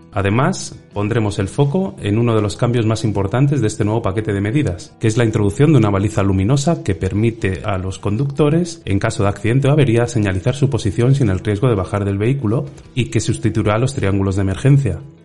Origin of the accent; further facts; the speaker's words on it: Spain; como español